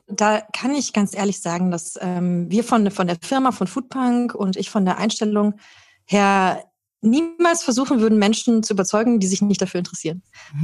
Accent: Germany; Bei uns in Deutschland

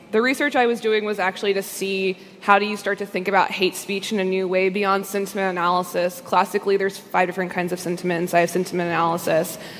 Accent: United States; as an American

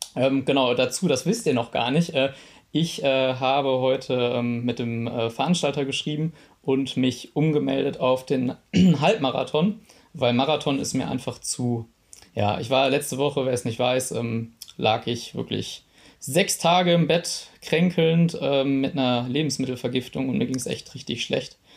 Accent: Witten, North Rhine-Westphalia, Germany; also born or lived in Dortmund; ich komme ähm, ganz ursprünglich aus Dortmund, dann war ich, habe ich in meiner Jugend in Witten gewohnt

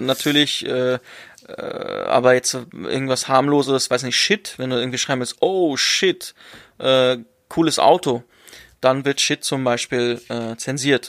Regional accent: Germany; ich bin in Deutschland geboren. Ich bin in Deutschland aufgewachsen.

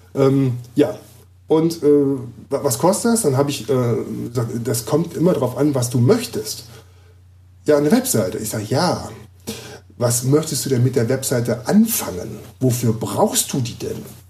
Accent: Düsseldorf, North Rhine-Westphalia, Germany; moved away as an adult; now in Gifhorn, Germany; Ich lebe ja jetzt seit einem halben Jahr in Gifhorn. Ich komme ja aus Düsseldorf.

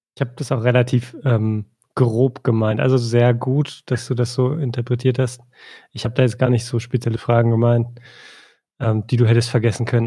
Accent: East Germany, Germany; ich bin im Osten aufgewachsen

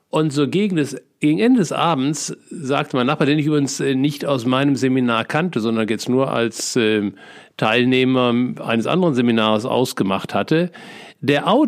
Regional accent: North Rhine-Westphalia, Germany; als äh, ehemaliges Kind des Ruhrgebiets liebe ich Theken. Ich bin sozusagen in der Theke groß geworden

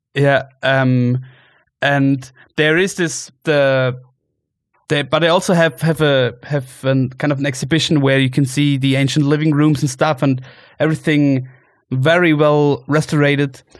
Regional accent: Allgäu, Bavaria, Germany; now in Munich, Germany; you are in my hometown where I grew up

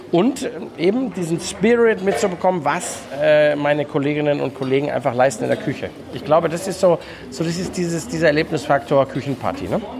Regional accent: Germany; now in Austria; ich als Deutscher, der 20 Jahre in Österreich lebt, äh, liebt die Würste in Österreich.

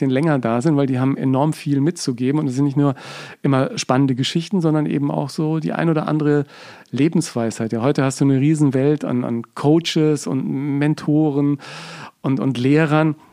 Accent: Fürth, Bavaria, Germany; Mir kamen da so viele Erinnerungen hoch an meine Oma in Fürth und äh, ich dann als Bub in der Marienstraße immer war und da bin ich ja so halb groß geworden, ne?

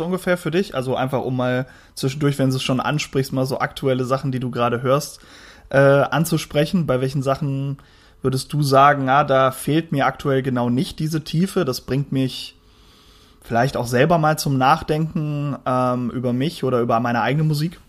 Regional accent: the West, western Germany, Germany; ich komme ja eher aus dem Westen.

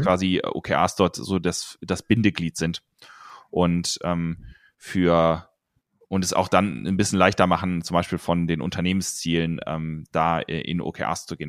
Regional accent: near Cologne, North Rhine-Westphalia, Germany; now in Munich, Germany; ich komme eigentlich aus, ähm, aus der Nähe von Köln, aus dem Rheinland

